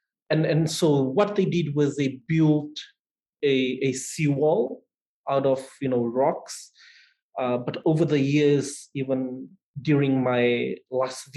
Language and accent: English; Fiji; I grew up in a small town about an hour's drive away from the main city